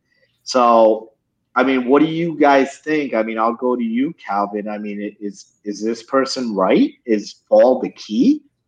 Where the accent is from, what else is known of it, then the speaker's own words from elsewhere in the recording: New Jersey, United States; New Jersey, my hometown of New Jersey.